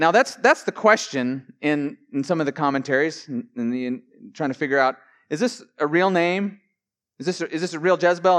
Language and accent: English; Billings, Montana, United States; I grew up in Billings, Montana